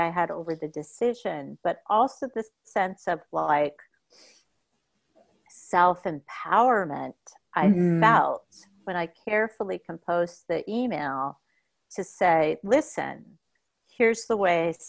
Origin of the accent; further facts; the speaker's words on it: United States; moved away; also born or lived in Boston; I grew up in America during the time frame that I did.